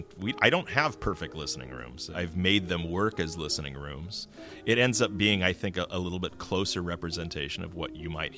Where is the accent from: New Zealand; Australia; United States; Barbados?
United States; California; No, actually, I grew up in the Bay Area, and I came up to do my undergraduate work at the local university, Humboldt State University.